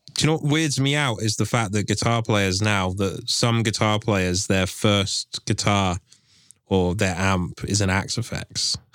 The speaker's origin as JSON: {"language": "English", "region": "England", "country": "United Kingdom", "said": "I'm from England"}